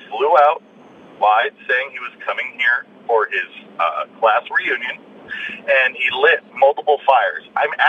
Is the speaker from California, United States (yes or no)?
yes; California, United States; someone recently came to my hometown